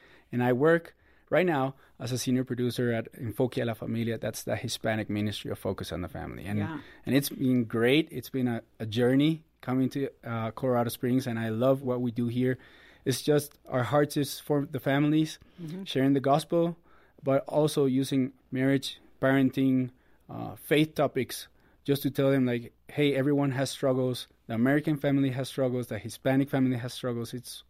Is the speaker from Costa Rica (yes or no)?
yes; Costa Rica; moved away as an adult; now in United States; Born and raised in Costa Rica.